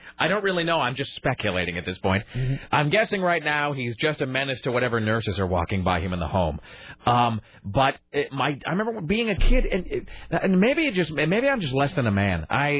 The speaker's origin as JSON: {"language": "English", "town": "Kenner", "region": "Louisiana", "country": "United States", "tie": "born or raised there", "said": "I think that my friends did that growing up in Kenner, where we had these horrible winters."}